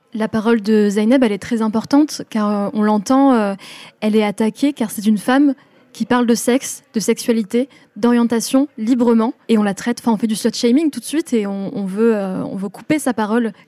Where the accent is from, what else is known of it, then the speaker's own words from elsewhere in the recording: France; j'étais la première de ma famille à être née en France